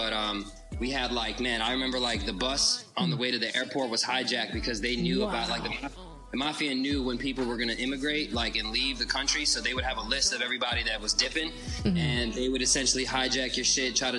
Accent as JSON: {"language": "English", "town": "Chicago", "region": "Illinois", "country": "United States", "tie": "born or raised there", "also_born_or_lived": "Ukraine", "said": "my family and I, so my mom, my dad, my sister and I, my grandma, we moved here in the 90s. We moved to Chicago"}